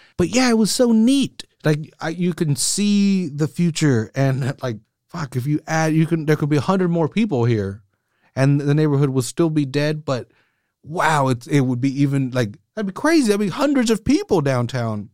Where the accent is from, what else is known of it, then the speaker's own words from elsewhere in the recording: Salinas, California, United States; grew up on the east side